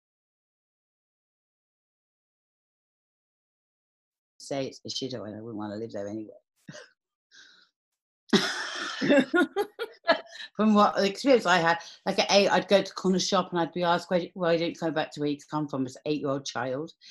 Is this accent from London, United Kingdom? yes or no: yes; London, United Kingdom; I was born in Camden Town in 1972.